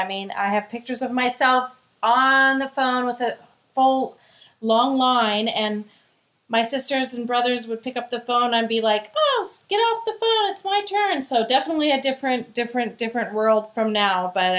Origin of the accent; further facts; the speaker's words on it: Mercer Island, Washington, United States; I really loved growing up on Mercer Island.